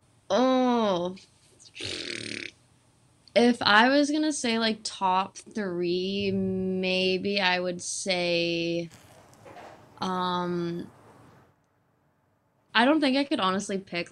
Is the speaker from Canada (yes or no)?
yes; Canada; I'm from Canada